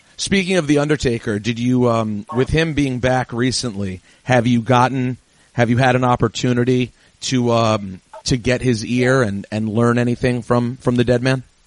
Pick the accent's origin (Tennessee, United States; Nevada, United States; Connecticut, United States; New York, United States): New York, United States; being a New Yorker